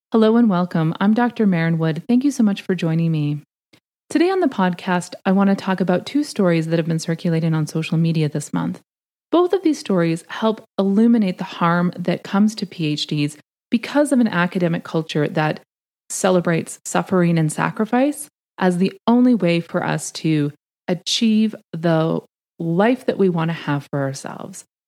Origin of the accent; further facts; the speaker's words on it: Canada; moved away as an adult; now in United States; I'm Canadian uh, by birth. I was raised in Canada. I came to the States to do my PhD